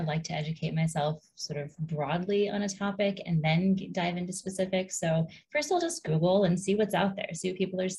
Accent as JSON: {"language": "English", "region": "Hawaii", "country": "United States", "tie": "born or raised there", "said": "Growing up in Hawaii, there's a pretty strong cannabis culture there, but I was not really immersed in it"}